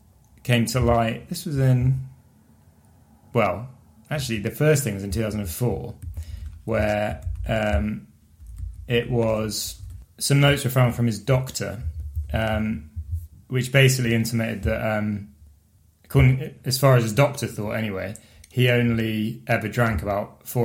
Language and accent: English; Bath, South West England, United Kingdom; also born or lived in Swansea, Wales; we grew up in Bath.